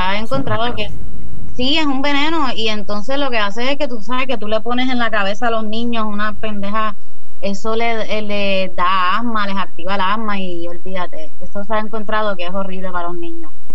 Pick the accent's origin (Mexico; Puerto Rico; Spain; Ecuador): Puerto Rico; Caguas; also born or lived in Cidra, Puerto Rico; now in San Juan, Puerto Rico; sí vivo en San Juan, pero no soy de San Juan originalmente. Yo soy de, de Cagua y de Sidra, que es más para las montañas.